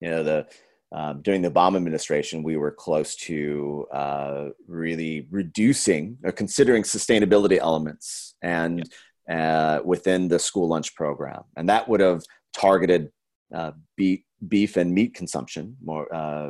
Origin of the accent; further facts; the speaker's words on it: Minneapolis, Minnesota, United States; moved away; I'm originally from Minneapolis, Minnesota